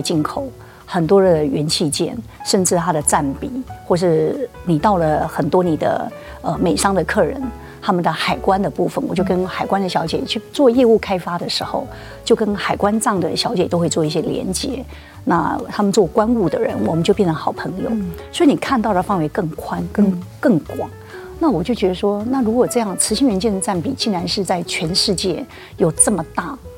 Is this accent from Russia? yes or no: no; Taiwan; 我就在眷村边边长大的小孩